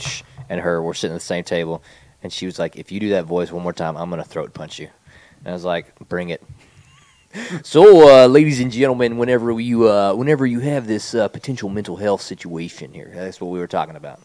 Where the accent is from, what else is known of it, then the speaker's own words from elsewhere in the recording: Rowlett, Texas, United States; I'm from Rowlett